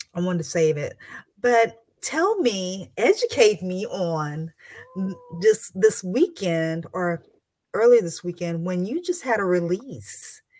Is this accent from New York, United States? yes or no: no; Texas, United States; I'm from Texas